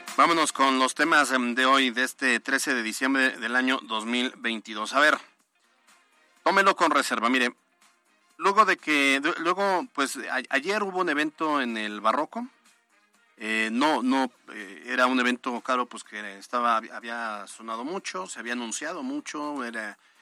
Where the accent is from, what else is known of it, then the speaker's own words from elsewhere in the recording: Puebla, Mexico; como poblanos